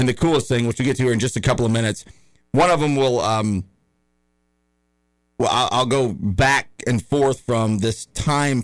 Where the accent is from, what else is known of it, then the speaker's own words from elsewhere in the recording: the South, United States; I grew up in the South and I've been around a lot of redneck yahoos